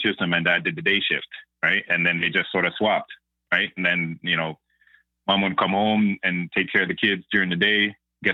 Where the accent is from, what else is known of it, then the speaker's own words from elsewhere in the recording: Toronto, Ontario, Canada; also born or lived in Brantford, Ontario; the bulk of my years were in Malvern. So we grew up in Scarborough.